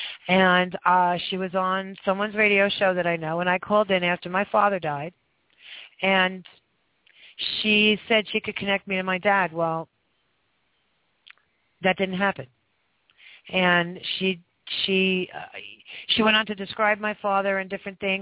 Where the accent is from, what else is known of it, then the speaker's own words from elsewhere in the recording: New York, United States; I'm from New York